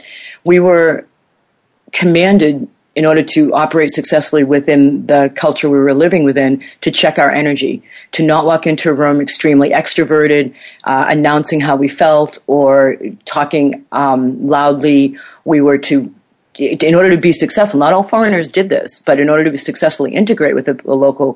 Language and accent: English; United States; moved away; I knew this as an American